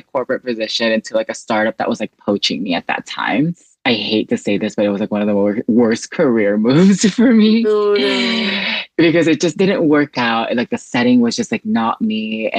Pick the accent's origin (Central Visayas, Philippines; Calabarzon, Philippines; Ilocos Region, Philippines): Central Visayas, Philippines; now in Los Angeles, United States; I'm originally from the Philippines, but I have been living in the U.S. for like God knows how long. So yeah, I'm from an island called Cebu.